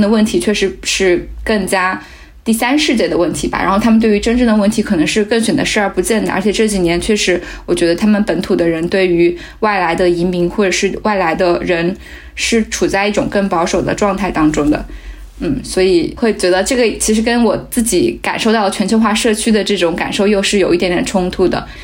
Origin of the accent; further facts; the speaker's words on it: China; moved away as an adult; now in Aarhus, Denmark; 二十多年前，我老家就有麦当劳了